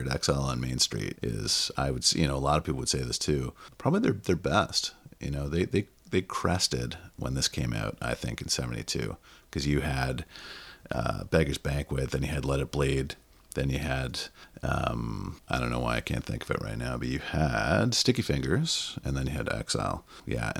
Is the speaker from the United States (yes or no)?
no; Canada; I'm a Canadian.